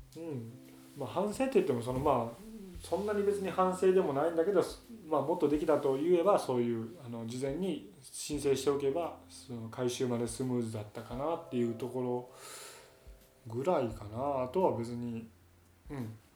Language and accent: Japanese; Hyogo, Japan; うちの奥さんの実家に行ったり自分の実家に行ったりっていう両方ともけど兵庫県内なんで